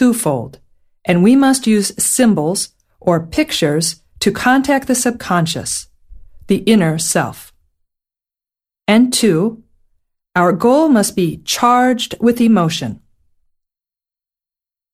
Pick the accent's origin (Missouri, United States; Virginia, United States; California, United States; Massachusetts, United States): Missouri, United States; St. Louis; my hometown of St. Louis, Missouri, in the Midwestern United States